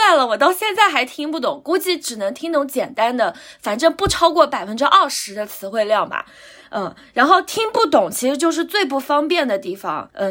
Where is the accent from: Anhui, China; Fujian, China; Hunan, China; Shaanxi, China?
Anhui, China; near Huangshan; moved away as an adult; also born or lived in Beijing; now in Shanghai, China; 我是从小在嗯很小的县城嘛